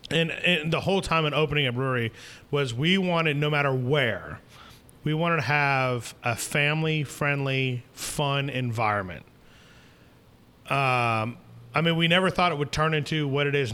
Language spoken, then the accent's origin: English; Northeast, United States; You know, I'm originally from the Northeast. Uh, but something obviously brought us down here and then kept us here